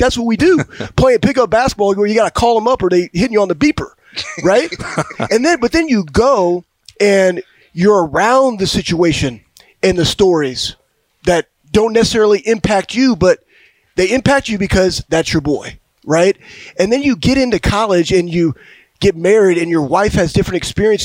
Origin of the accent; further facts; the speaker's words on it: Texas, United States; moved away; where I grew up in Texas